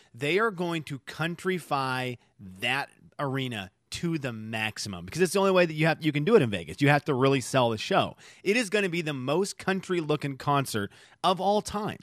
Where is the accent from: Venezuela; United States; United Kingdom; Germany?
Venezuela; moved away; growing up in Venezuela, a third world country